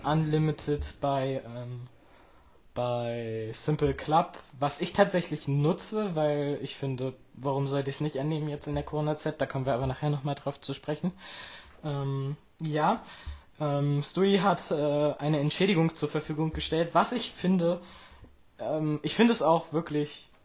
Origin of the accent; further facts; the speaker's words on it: Friedland, Mecklenburg-Vorpommern, Germany; ich komme aus Friedland, das liegt in Mecklenburg-Vorpommern, und zwar in der Mecklenburgischen Seenplatte